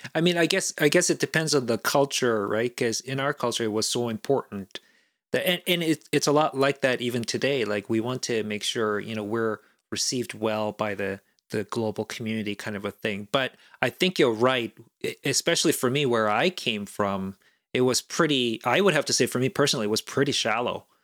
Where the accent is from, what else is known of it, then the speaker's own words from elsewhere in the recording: South Korea; moved away; growing up in South Korea, it was right around the time when, you know, there was the Summer Olympics in Seoul in nineteen eighty-eight